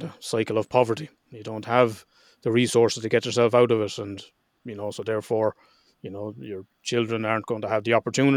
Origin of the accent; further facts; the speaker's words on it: Ireland; I'm Irish